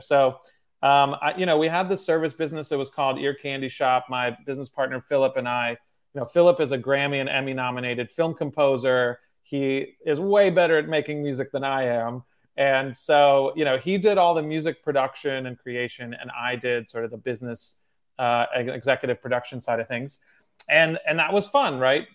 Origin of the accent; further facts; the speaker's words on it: Cincinnati, Ohio, United States; also born or lived in Moscow, Russia / Michigan; I moved to Cincinnati, Ohio